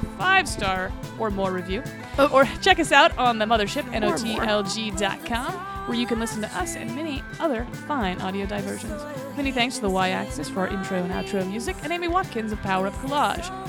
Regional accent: Wales, United Kingdom; I'm Welsh

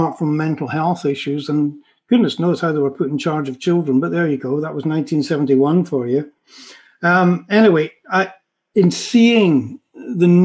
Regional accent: Scotland, United Kingdom; moved away as an adult; also born or lived in London / West Country; a very young, naive Scottish guy

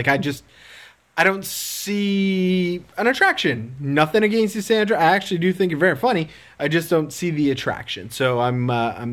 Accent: Canada; And I'm Canadian, but also Canadian.

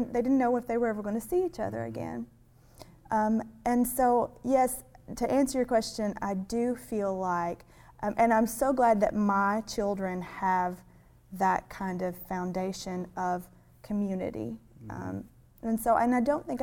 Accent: Cherokee Lake area, Tennessee, United States; in my hometown where we live, we have Cherokee Lake

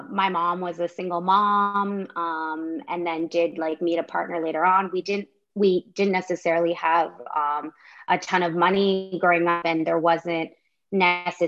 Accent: Canada; also born or lived in Washington, D.C., United States; I am Canadian, but I did live in the States for 3 years in Washington, D.C.

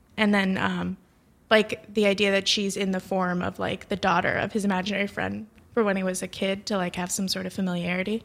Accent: Florida, United States; I am from Florida

